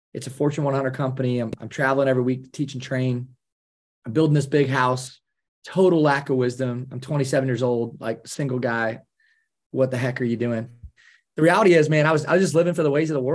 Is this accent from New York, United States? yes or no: no; Kalona, Iowa, United States; I'm a small town Iowa guy. I grew up in Kelowna, Iowa, which is the largest Amish community west of the Mississippi